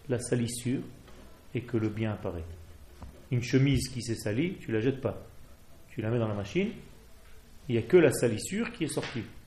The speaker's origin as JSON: {"language": "French", "country": "Israel", "tie": "born or raised there", "said": "Je ne suis pas français, je suis né en Israël."}